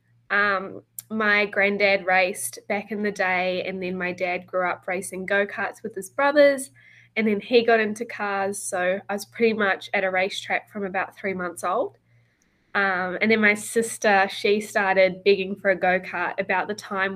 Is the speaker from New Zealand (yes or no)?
yes; New Zealand; also born or lived in Australia; when I grew up, I lived in New Zealand all through high school, but I also raced in Australia